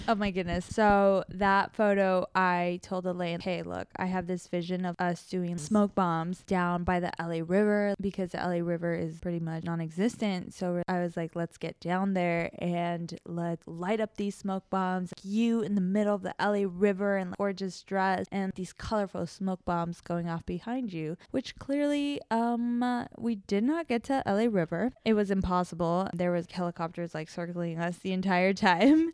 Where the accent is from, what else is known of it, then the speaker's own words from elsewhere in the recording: Mexico; moved away; I was born in Mexico, so I've grown up very connected to my Mexican culture roots